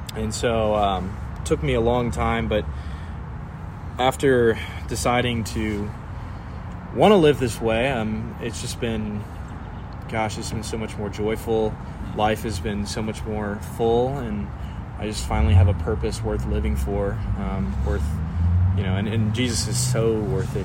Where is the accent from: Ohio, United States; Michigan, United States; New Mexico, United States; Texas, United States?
Texas, United States; San Antonio; I was from San Antonio, Texas, um, right old San Antone